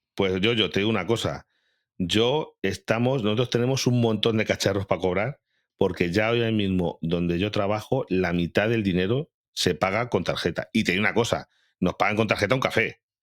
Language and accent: Spanish; Galicia, Spain; moved away; yo que soy de Galicia, tú sabes que en Galicia pues son mucho de aldeas muy pequeñas